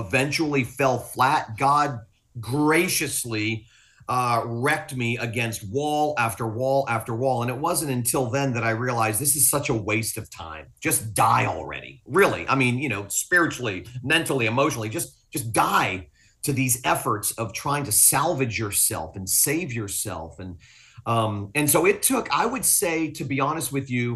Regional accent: Fort Lauderdale, Florida, United States; also born or lived in Willis, Texas; I'm from South Florida. Fort Lauderdale's my home

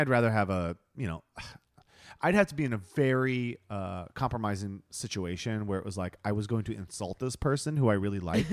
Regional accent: Ohio, United States; moved away; I'm from Ohio.

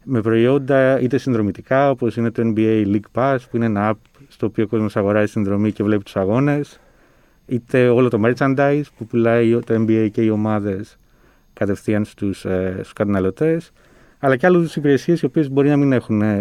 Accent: Thessaloniki, Central Macedonia, Greece; κατάγομαι από τη Θεσσαλονίκη.

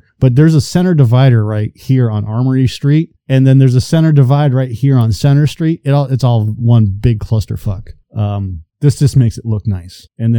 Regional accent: Danvers, Massachusetts, United States; now in Auburn, United States; I was born in Danvers.

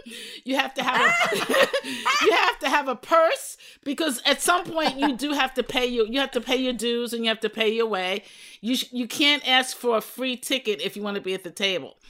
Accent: New York City, New York, United States; pastored for 32 years in my hometown became the first female chaplain of the New York City Police Department from that same church

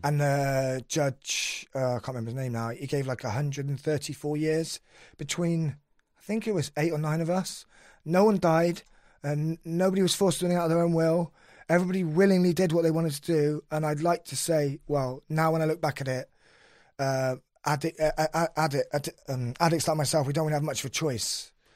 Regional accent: Cheltenham, South West England, United Kingdom; I'm from Cheltenham

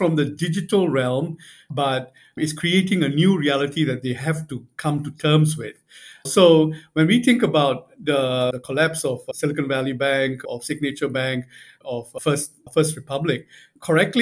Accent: Singapore; also born or lived in Beijing / New York; although I'm from Singapore, I'm hardly in Singapore

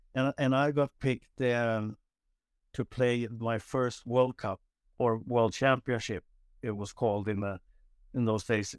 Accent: Nynäshamn, Stockholm County, Sweden; moved away as an adult; just south of Stockholm, uh, called Nynäshamn

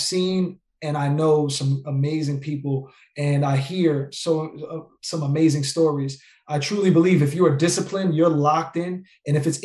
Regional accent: New York, United States; I'm from New York, you know, and I'm Puerto Rican and Black

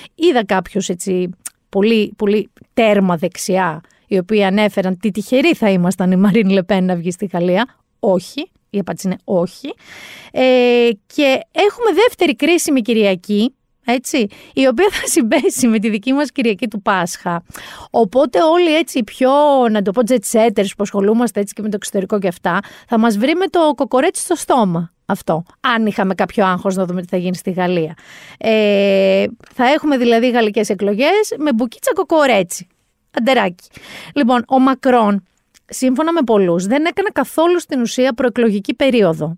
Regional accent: Mani, Peloponnese, Greece; Προέρχομαι από μία περιοχή η καταγωγή μου είναι από τη Μάνη. Στη Μάνη Θυμάμαι μικρή

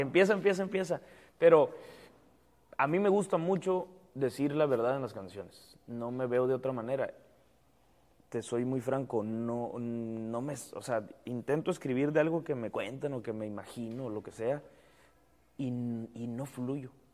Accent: Mexico; nosotros como mexicanos

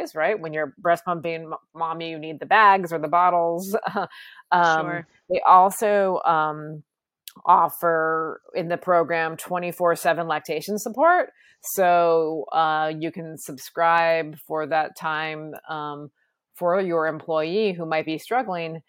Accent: Vermont, United States; I'm from Vermont

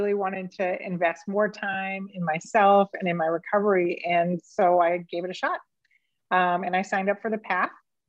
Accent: Las Vegas, Nevada, United States; I was from Manch, Vegas

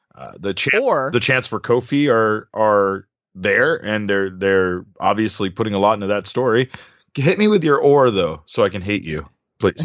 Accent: Phoenix, Arizona, United States; this is my hometown

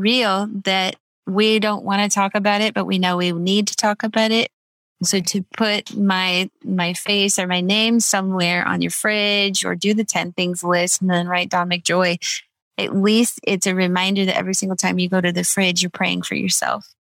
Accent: Redlands, California, United States; Redlands is my hometown

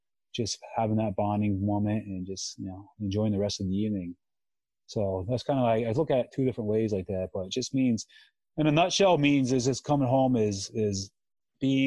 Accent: Jim Thorpe, Pennsylvania, United States; now in Massachusetts, United States; I grew up in Pennsylvania and my family's still back there

